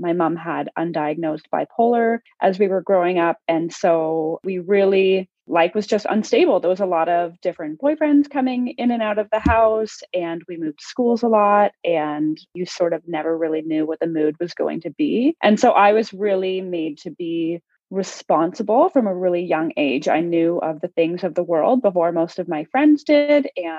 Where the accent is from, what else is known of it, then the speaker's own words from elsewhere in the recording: Ontario, Canada; So I was born and raised in Canada. I'm from a province called Ontario.